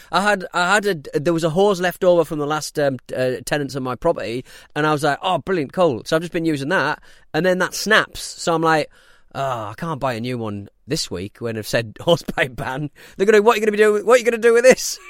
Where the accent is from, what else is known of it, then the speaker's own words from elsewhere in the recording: north of Scotland, United Kingdom; we're from Scotland and north of Scotland